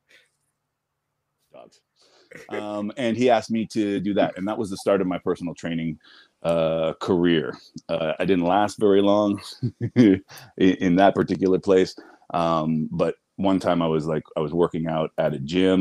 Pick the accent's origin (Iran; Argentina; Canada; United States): Canada; Ottawa, Ontario; also born or lived in Toronto; I grew up in Ottawa